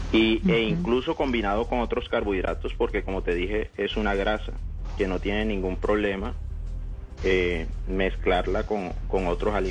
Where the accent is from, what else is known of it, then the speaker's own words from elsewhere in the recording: Cartagena, Bolívar, Colombia; moved away as an adult; also born or lived in Barranquilla; now in Cali, Colombia; Yo estoy en Cali. Yo soy cartagenero.